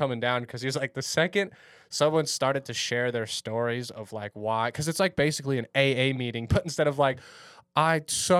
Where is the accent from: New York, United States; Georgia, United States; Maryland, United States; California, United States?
California, United States; Orange County; I grew up in Orange County